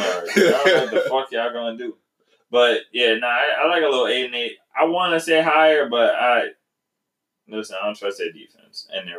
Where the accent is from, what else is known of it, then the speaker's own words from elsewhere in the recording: New York City, New York, United States; I'm from the Bronx.